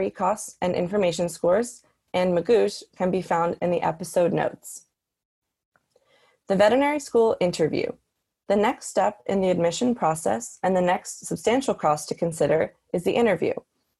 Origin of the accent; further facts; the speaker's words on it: Northeast, United States; I am from the Northeast